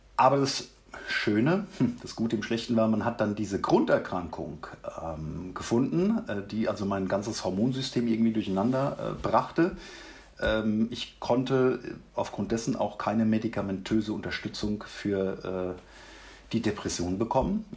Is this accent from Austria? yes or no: no; Mannheim, Baden-Württemberg, Germany; now in Ruppertshain, Germany; Ich komme ursprünglich aus Mannheim